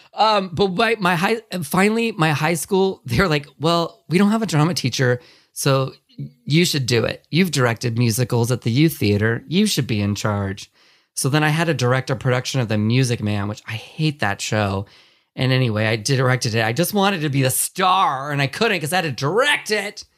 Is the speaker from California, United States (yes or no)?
yes; California, United States; I grew up here in California